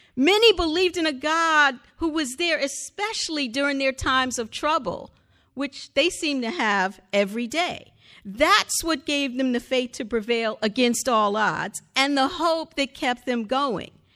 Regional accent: the North, United States; I am African-American, but I was born in the North

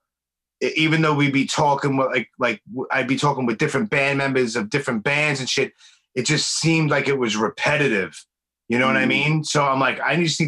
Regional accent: New York City, New York, United States; I grew up in Brooklyn

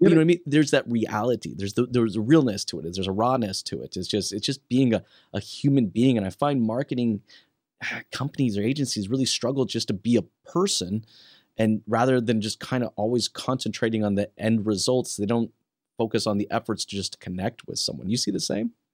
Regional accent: Western United States, United States; now in Canada; I'm originally from the Western side of the United States.

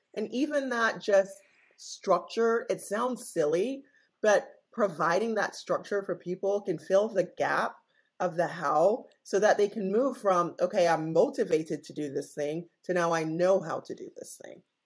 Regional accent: Jamaica; moved away as an adult; now in United States; I am originally Jamaican, born and raised and I came to the United States for college in 1996.

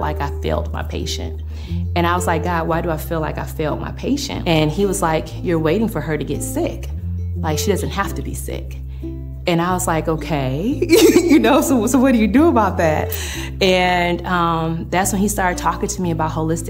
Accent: Flint, Michigan, United States; when I was growing up in Flint, I was the oldest child

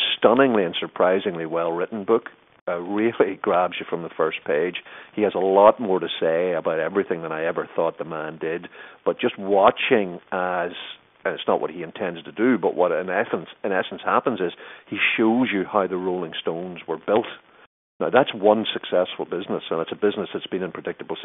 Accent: Ireland; moved away; I was living in Ireland at the time, being Irish

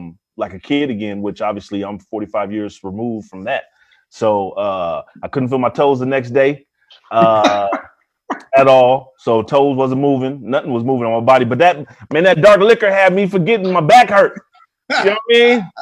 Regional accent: Bay Area, California, United States; I am from the Bay Area

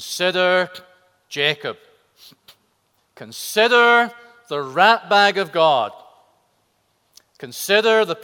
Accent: Scotland, United Kingdom; my home country of Scotland

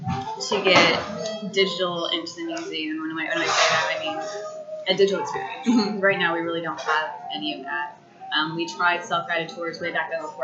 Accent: Michigan, United States; moved away as an adult; now in Charlotte, United States; originally I'm from Michigan. Moved in 2008

